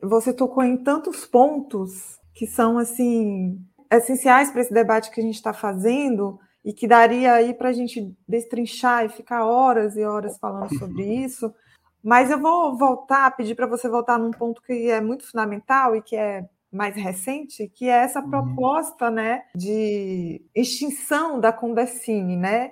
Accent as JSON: {"language": "Portuguese", "region": "interior of Bahia", "country": "Brazil", "said": "Eu sou do interior da Bahia"}